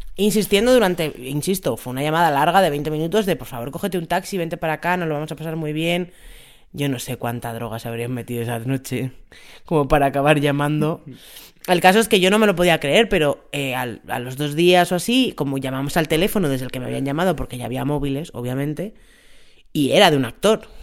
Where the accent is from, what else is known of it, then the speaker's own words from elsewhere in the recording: Tres Cantos, Community of Madrid, Spain; yo soy de Tres Cantos